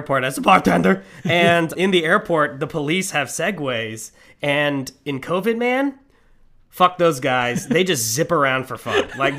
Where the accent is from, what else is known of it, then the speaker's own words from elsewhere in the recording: Oklahoma, United States; we're from Oklahoma.